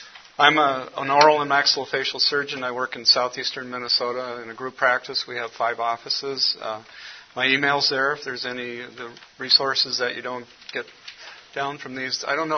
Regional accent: Cameroon; born there; also born or lived in United States; I was born in Cameroon, West Africa. My parents were missionaries there. So I got an early introduction to missions. Came back to the United States, got educated

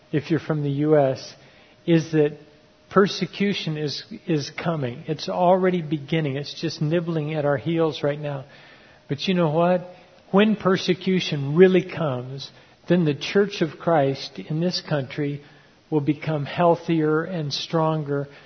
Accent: Ecuador; And because they recognized that I grew up tribal down in Ecuador, they really shared their hearts with me.

